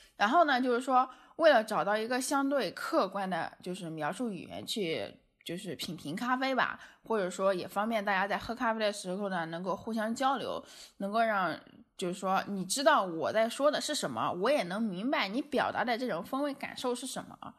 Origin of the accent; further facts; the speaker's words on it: China; 我们中国人的饮食习惯